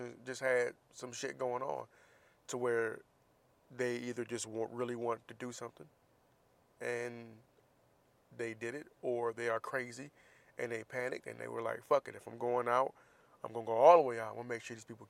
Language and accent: English; Florida, United States; moved away; my state